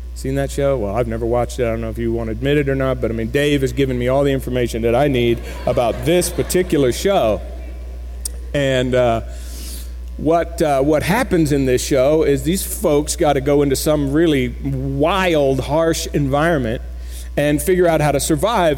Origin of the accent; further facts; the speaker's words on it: Florida, United States; now in Keller, United States; I grew up in Florida.